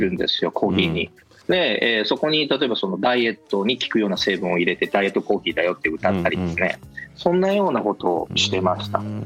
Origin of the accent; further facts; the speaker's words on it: Nagoya, Aichi, Japan; moved away as an adult; also born or lived in New Zealand; 僕がずっと名古屋であの仕事しながら東京に出張があっても日帰りで帰ってくるとかねもう名古屋から出たくない